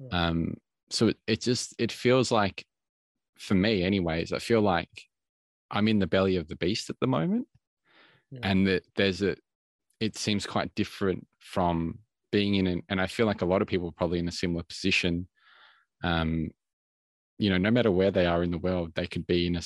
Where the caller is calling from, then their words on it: Melbourne, Victoria, Australia; at the moment I'm in I'm coming from from Melbourne, Australia